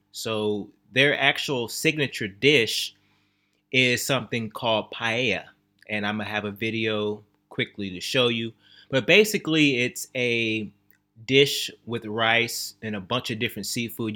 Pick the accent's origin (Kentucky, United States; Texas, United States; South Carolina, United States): Texas, United States; also born or lived in Louisiana; I was born in Louisiana, raised in Texas